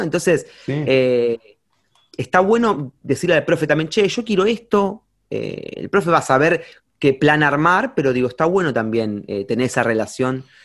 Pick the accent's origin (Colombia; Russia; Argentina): Argentina; Campana, Buenos Aires Province; soy de Campana, es como una ciudad chica